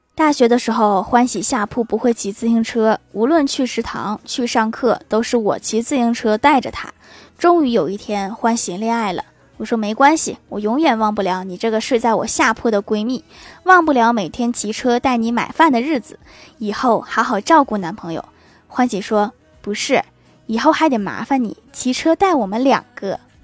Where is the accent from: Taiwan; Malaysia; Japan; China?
China; Northeast China; 我们东北人